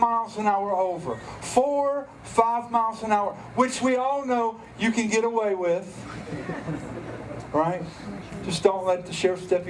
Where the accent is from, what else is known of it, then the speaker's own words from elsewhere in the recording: Stanly County, North Carolina, United States; we're from Stanley County